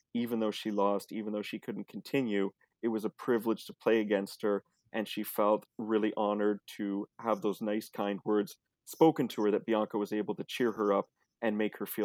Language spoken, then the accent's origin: English; Canada; I'm Canadian as well